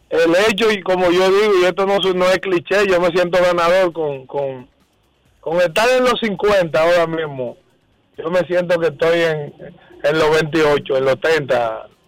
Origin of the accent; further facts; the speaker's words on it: Dominican Republic; yo soy dominicano